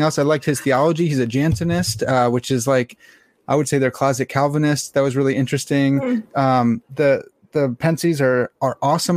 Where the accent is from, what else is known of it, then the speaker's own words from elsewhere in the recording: United States; I'm an American swine